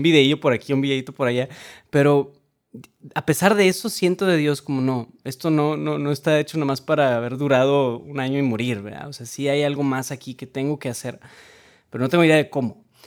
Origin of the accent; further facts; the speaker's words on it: Monterrey, Nuevo León, Mexico; soy de Monterrey, Nuevo León, México